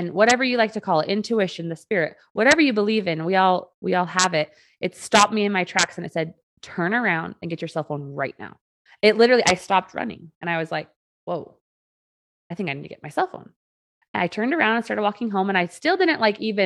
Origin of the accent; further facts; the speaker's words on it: Utah, United States; I was born and raised here in Utah from a very safe home